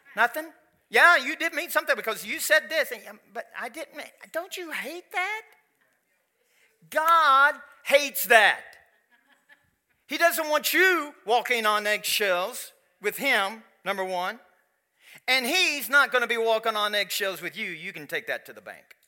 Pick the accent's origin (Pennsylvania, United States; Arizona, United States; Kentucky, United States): Kentucky, United States; I am from Kentucky